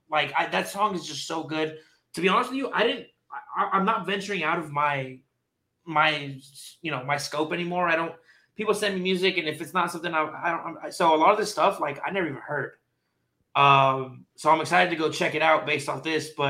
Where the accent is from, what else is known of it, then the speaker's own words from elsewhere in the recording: Texas, United States; Bitch, I'm from Texas.